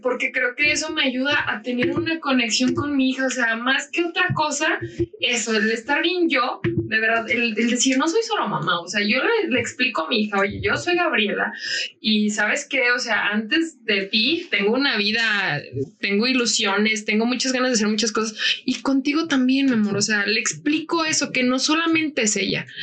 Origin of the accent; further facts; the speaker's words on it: Francisco I. Madero, Mexico; yo soy de Francisco Madero